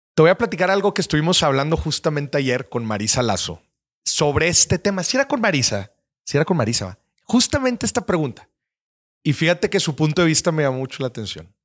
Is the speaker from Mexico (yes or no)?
yes; Nuevo León, Mexico; mi tierra, eh, Nuevo León